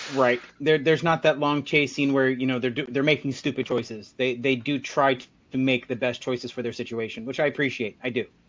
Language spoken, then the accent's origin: English; United States; I grew up in America